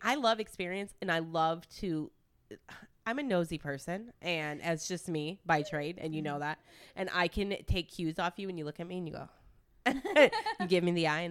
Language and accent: English; Detroit, Michigan, United States; moved away; also born or lived in Italy; I'm from Michigan. I'm from Detroit and Italy